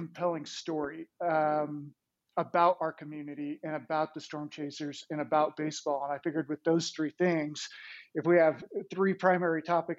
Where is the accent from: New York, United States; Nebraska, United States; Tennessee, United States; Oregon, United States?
Nebraska, United States; Omaha; growing up in Omaha